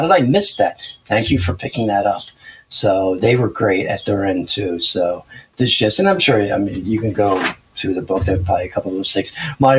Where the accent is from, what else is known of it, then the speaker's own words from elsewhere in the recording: New Jersey, United States; And I'm from New Jersey. I trust no one.